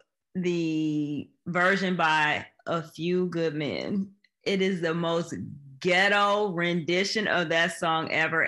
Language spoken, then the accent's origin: English; Michigan, United States; Born and raised in Michigan